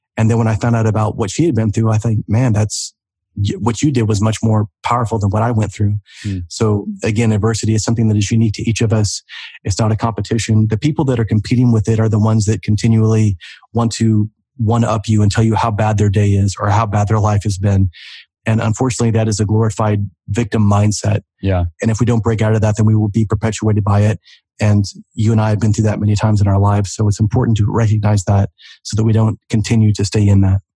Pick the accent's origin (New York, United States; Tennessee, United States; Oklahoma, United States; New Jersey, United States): Oklahoma, United States; growing up in Oklahoma